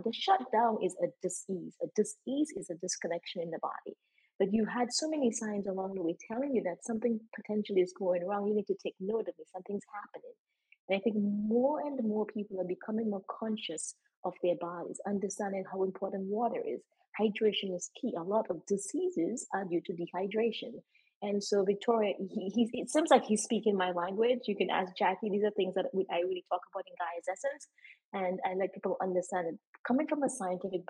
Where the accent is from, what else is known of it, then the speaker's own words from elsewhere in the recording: Dominica; growing up in Dominica and being around my mom and my grandparents